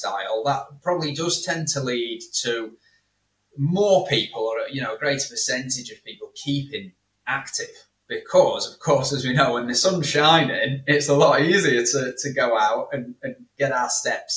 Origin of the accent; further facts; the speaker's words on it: Rotherham, Yorkshire and the Humber, United Kingdom; moved away as an adult; also born or lived in Gold Coast, Australia / Melbourne, Australia; now in Valencia, Spain; I come from Rotherham, so South Yorkshire. But it's been a long time since I've lived there, about 10 years since I lived there permanently now.